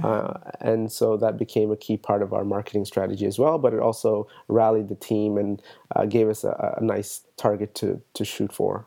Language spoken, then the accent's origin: English; Toronto, Ontario, Canada; I'm from Toronto.